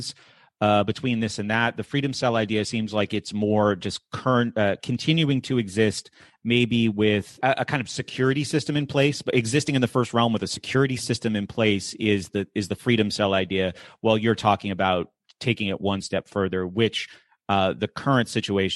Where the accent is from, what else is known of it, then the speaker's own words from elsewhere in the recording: southern New Hampshire, United States; I remember growing up in New Hampshire in a politically diversifying area because it was in southern New Hampshire.